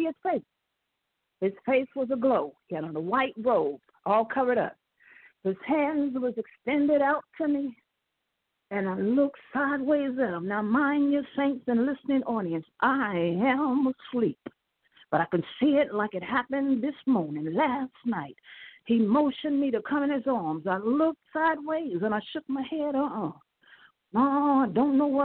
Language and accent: English; Indiana, United States; I'm from Indiana